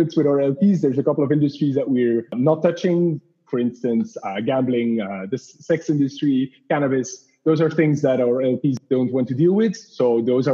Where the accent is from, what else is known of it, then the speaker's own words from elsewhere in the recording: Belgium; moved away as an adult; now in Paris, France; Home is Belgium